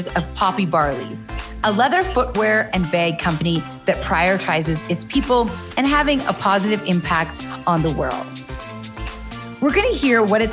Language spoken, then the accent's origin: English; Calgary, Alberta, Canada; I'm born and raised in Calgary and I still live here